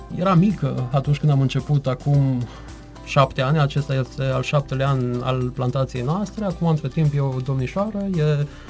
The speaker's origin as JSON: {"language": "Romanian", "town": "Târnăveni", "region": "Mureș County", "country": "Romania", "tie": "born or raised there", "moved": "as an adult", "lives_now": "Cluj-Napoca, Romania", "said": "Sunt plecat din Târnăven din 97, când am pornit ca și orice tânăr absolvent din liceu, am plecat la facultate, la Cluj, am rămas acolo"}